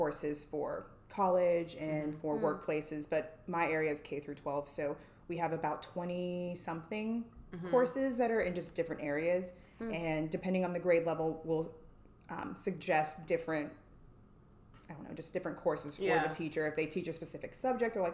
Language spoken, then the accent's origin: English; Hays, Kansas, United States; moved away as an adult; also born or lived in San Antonio, Texas; now in Dallas, United States; So born and raised in Hays, Kansas. Small town. Yes. Small town, Western Kansas